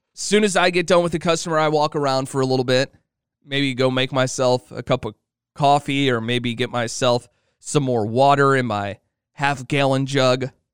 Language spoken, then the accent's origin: English; Illinois, United States; I grew up in Illinois.